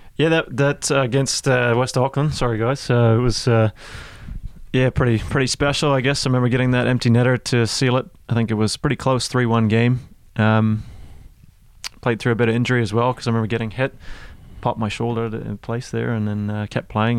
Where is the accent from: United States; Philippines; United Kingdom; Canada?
Canada; Toronto, Ontario; now in New Zealand; I'm from Toronto.